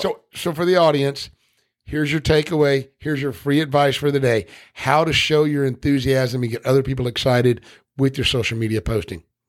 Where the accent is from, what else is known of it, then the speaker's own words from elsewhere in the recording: Tennessee, United States; I'm from Tennessee